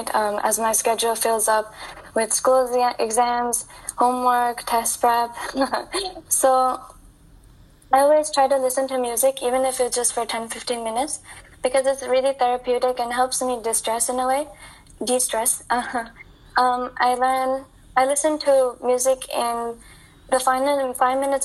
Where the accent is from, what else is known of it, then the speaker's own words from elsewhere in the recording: United States; growing up in America, you know, Indian Americans like me